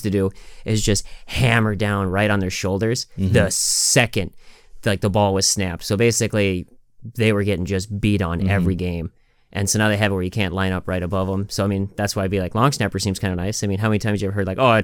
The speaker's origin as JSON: {"language": "English", "region": "Wisconsin", "country": "United States", "tie": "born or raised there", "also_born_or_lived": "Fresno, California", "said": "I was born in California, but I was raised in Wisconsin here for most of my life"}